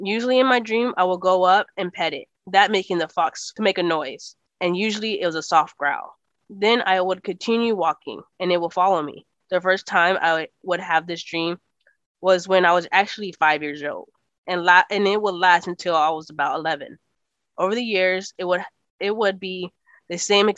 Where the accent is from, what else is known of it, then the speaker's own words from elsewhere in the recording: Texas, United States; accent: Texas; it's my Texas accent